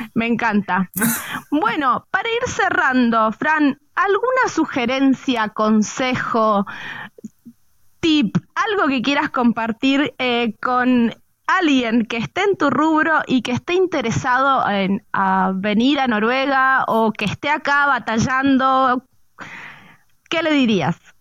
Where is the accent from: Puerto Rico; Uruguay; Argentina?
Argentina; en, Argentina le decimos la hinchada